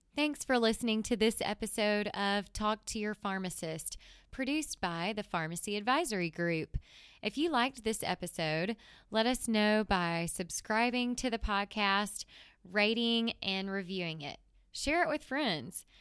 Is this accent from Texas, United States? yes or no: no; Mississippi, United States; my hometown in Mississippi